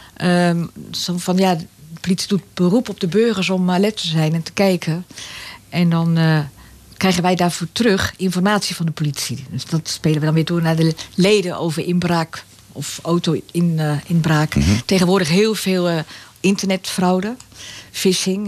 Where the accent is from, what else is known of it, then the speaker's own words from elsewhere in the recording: Egmond-Binnen, North Holland, Netherlands; also born or lived in Zaandam; now in Laren, Netherlands; Ik ben geboren in Zandam. Ik ben opgegroeid in Egmond en dan Egmond binnen. Dus daar ligt mijn jeugd